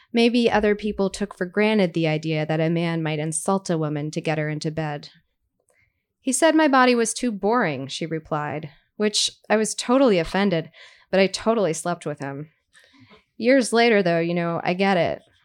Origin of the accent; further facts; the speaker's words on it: Brooklyn, New York, United States; I grew up in Brooklyn